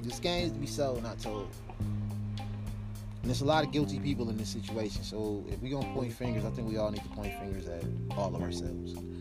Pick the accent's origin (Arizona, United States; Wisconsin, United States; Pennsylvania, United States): Wisconsin, United States; Milwaukee; I was raised in Milwaukee, Wisconsin